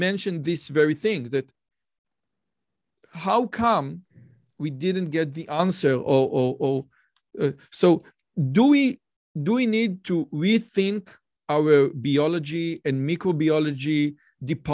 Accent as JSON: {"language": "English", "country": "Israel", "said": "I'm from Israel"}